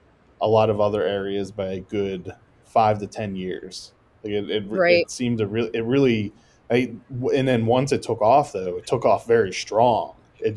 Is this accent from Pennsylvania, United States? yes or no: yes; Pittsburgh, Pennsylvania, United States; moved away as an adult; now in Maryland, United States; I grew up in the South Hills.